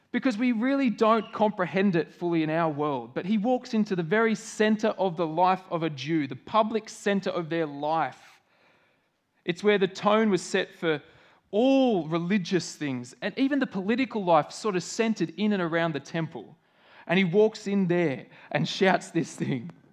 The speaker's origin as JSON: {"language": "English", "country": "Australia"}